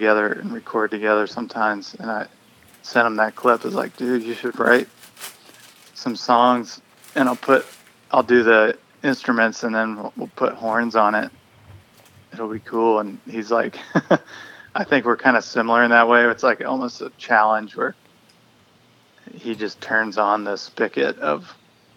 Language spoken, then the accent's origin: English; Greensboro, North Carolina, United States; moved away as an adult; now in Black Mountain, United States; I grew up in Greensboro, North Carolina.